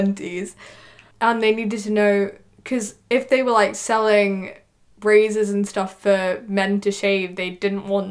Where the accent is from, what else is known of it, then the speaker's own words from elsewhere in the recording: United Kingdom; I'm a British kid